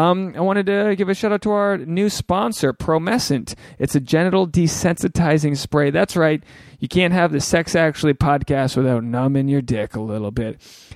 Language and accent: English; New England, United States; I'm a New England guy.